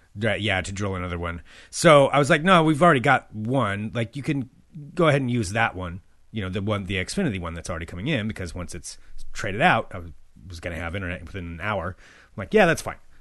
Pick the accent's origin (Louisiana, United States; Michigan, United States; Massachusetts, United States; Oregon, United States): Oregon, United States; near Albany; Albany, Oregon, was the big city for me growing up